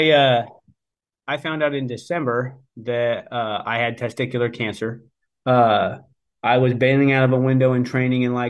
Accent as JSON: {"language": "English", "town": "Salt Lake City", "region": "Utah", "country": "United States", "moved": "as an adult", "lives_now": "Texas, United States", "said": "And I'm actually from Salt Lake City, Utah."}